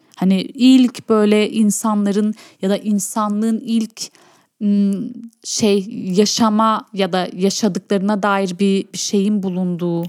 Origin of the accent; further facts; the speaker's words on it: Urfa, Şanlıurfa, Turkey; Urfalı olmaktan çok büyük gurur duyuyorum